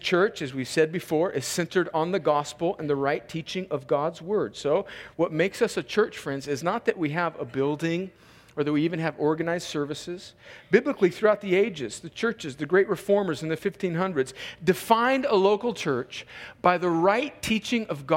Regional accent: United States; I'm an American because I was born in America. Barely. But I was born like 1 mile north of the fence

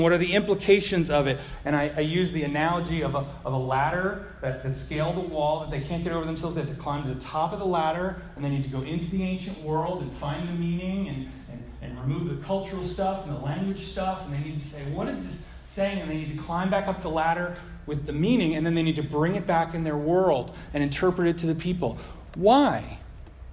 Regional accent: United States; I'm an American

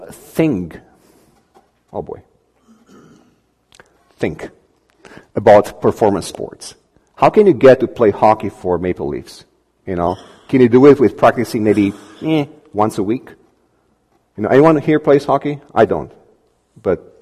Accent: Romania; moved away; we come from Romania

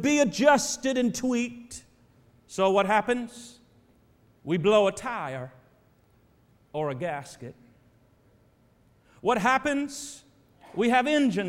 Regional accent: Terre Haute, Indiana, United States; moved away; I grew up in Indiana. Indiana is my home state. Terre Haute, Indiana, is my home town

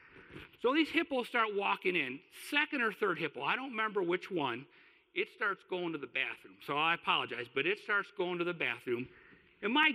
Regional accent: Kalamazoo, Michigan, United States; moved away as an adult; also born or lived in Houston, Texas; I moved from Kalamazoo to Houston, Texas, which means I moved out of my home and away from my mom

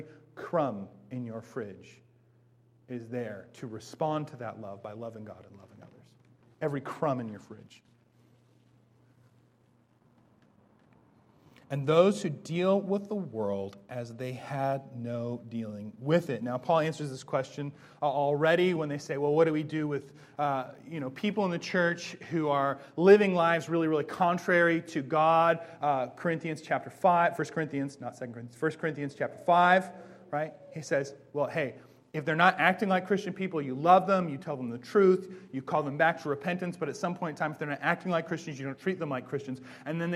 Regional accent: Bellingham, Washington, United States; I grew up in Bellingham

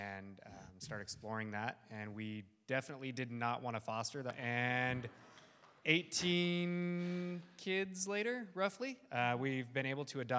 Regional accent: California, United States; moved away as an adult; also born or lived in Costa Rica; I'm from California

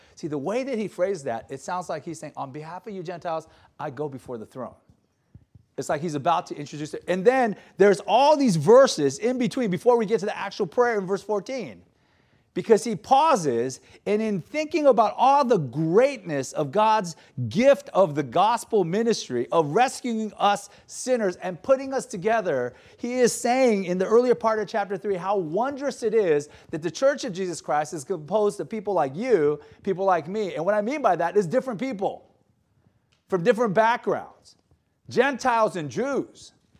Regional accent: Gardena, California, United States; I grew up in South Bay. You guys refer to it as South Bay too, right? Gardena.

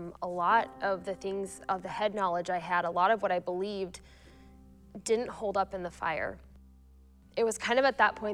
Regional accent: Kearney, United States; moved away as an adult; now in Aurora; I grew up in Kearney, Ifree, and in Kearney, and I moved to Aurora when I married my husband

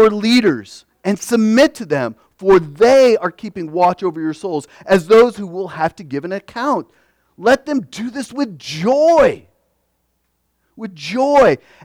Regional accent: United States; we as Christian Americans

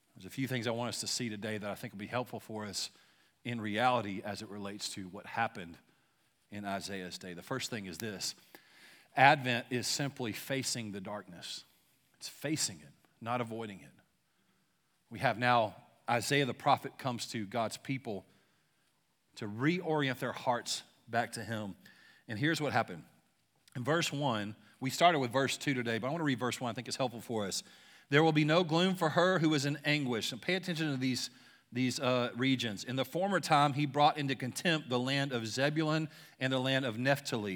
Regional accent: Louisiana, United States; now in Shawnee, United States; I'm from Louisiana, but I, I currently live in Shawnee

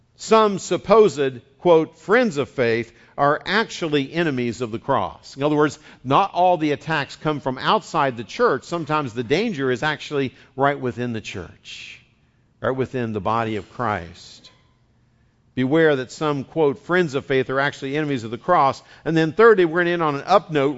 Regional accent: West Virginia, United States; accent: West Virginian; now in California, United States; I'm bilingual. I speak West Virginian and Californian

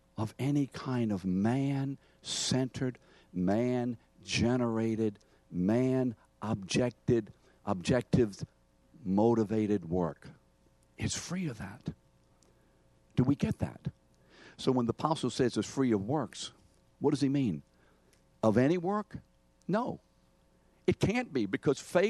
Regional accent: New Orleans, Louisiana, United States; New Orleanians, you know, we have very close veins, not varicose. We say your mom and them

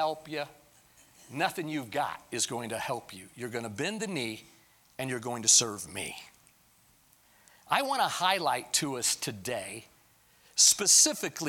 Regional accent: United States; Being an American is a wonderful thing

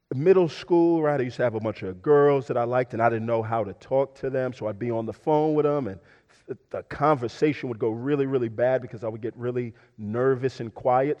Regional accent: Houston, Texas, United States; I'm from Houston, uh, but I'm also a Houston Texans fan because I'm from Houston.

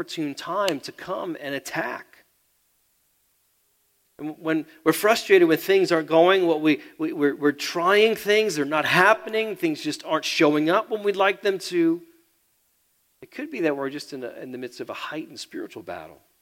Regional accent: United States; I'm American

